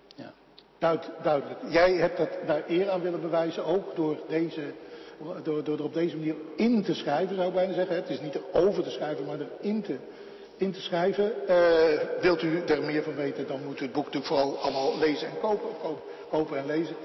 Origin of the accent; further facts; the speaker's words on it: Netherlands; ik ben een typische Hollander